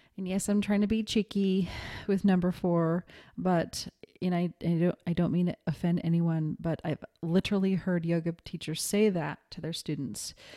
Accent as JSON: {"language": "English", "region": "Montana", "country": "United States", "said": "I'm from Montana"}